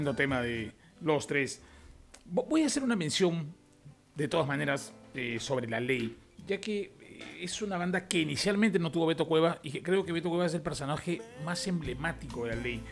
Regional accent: Peru; en mi país, que es Perú

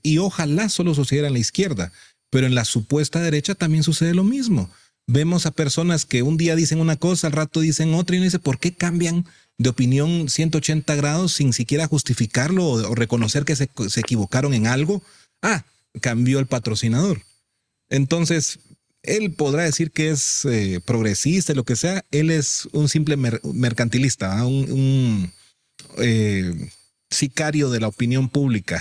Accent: Guatemala; todos somos guatemaltecos

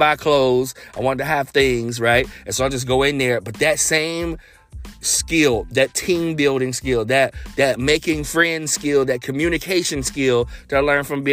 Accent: Cincinnati, Ohio, United States; growing up in Cincinnati

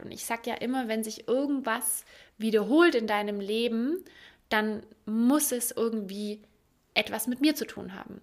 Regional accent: Ulm, Baden-Württemberg, Germany; Und ich komme aus Ulm, aus dem Süden

